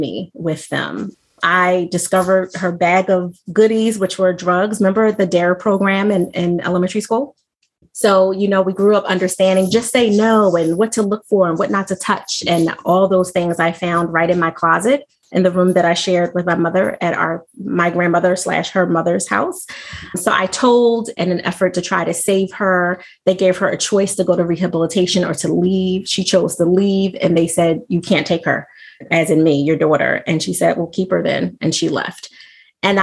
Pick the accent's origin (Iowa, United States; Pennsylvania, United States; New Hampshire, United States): Pennsylvania, United States; Philadelphia; from birth through 12, I lived in Mount Airy. I think you're familiar with that area, right outside of Chestnut Hill, West Oak Lane. And then I moved to South Philly